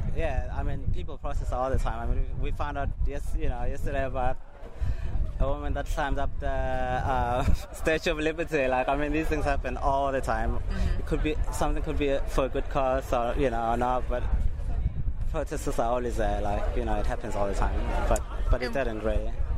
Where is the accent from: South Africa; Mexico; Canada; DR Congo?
South Africa; now in United Kingdom; I grew up in South Africa